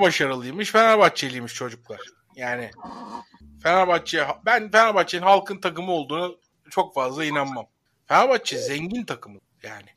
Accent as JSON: {"language": "Turkish", "town": "Sivrihisar", "region": "Eskişehir", "country": "Turkey", "said": "Ben Eskişehir Sivrihisarlıyım"}